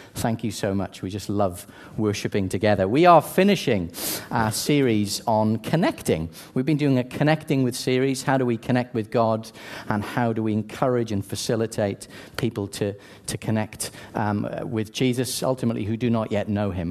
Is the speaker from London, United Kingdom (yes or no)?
no; South Wales, United Kingdom; I grew up in South Wales, sunny South Wales, one of the best nations on earth